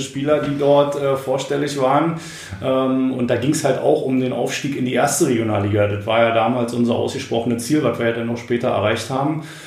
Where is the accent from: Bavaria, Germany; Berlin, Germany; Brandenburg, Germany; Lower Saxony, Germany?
Brandenburg, Germany; wir sind da wirklich äh, als äh, Brandenburger irgendwie rumgerannt